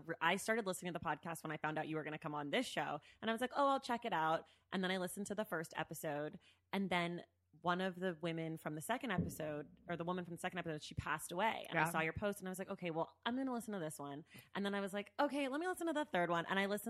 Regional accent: Oakland, California, United States; Well, fantastic. I'm also from Oakland.

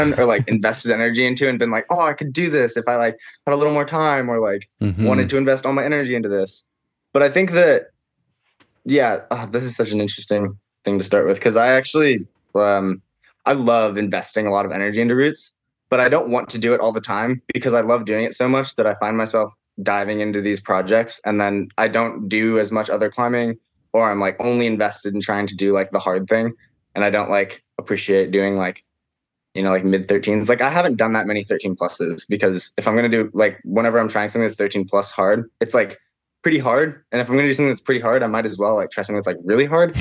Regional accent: Issaquah, Washington, United States; I grew up in Issaquah. My mom still lives here in Issaquah in this house that I'm in right now

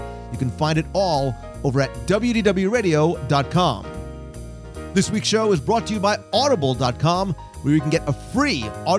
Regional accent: New Jersey, United States; now in Florida, United States; So as a Florida resident who was born and raised in New Jersey, I'm constantly on a quest for a little taste of home, including good, authentic pizza.

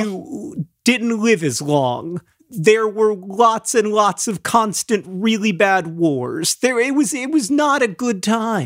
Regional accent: Florida, United States; born or raised there; moved away

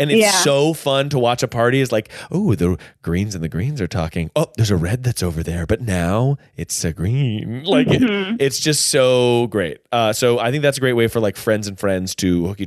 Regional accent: Hillsborough, North Carolina, United States; moved away; I'm from Hillsborough

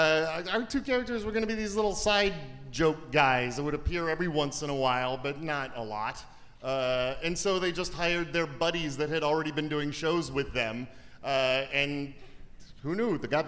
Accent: Detroit, Michigan, United States; now in Atlanta, United States; I'm from Detroit.

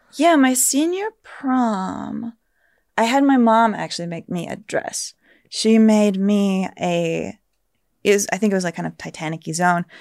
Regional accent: San Antonio, Texas, United States; moved away; I felt kinda insulated growing up in San Antonio

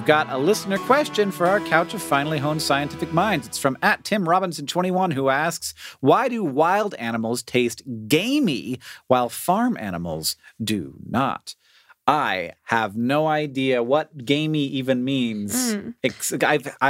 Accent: Florida, United States; I'm from Florida.

